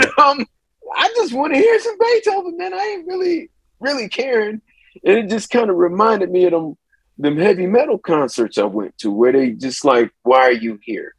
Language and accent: English; Akron, Ohio, United States; also born or lived in Atlanta, Georgia; it's in my hometown too